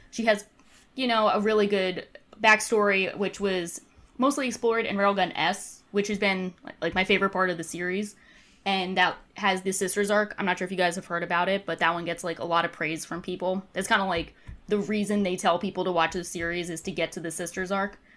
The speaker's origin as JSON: {"language": "English", "region": "New Jersey", "country": "United States", "said": "resident of New Jersey"}